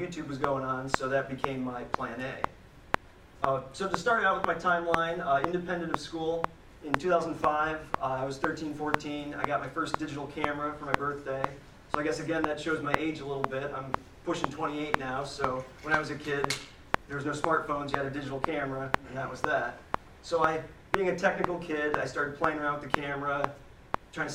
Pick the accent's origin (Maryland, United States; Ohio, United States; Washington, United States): Ohio, United States; Parkman; Born and raised in Parkman, Ohio, so I really haven't, you know, traveled that far